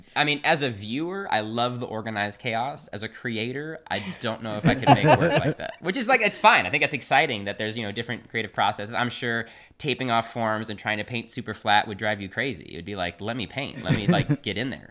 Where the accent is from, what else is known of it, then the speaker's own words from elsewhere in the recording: Austin, Texas, United States; moved away as an adult; also born or lived in San Marcos, Texas / Houston, Texas; now in Chicago, United States; I grew up in Austin, Texas.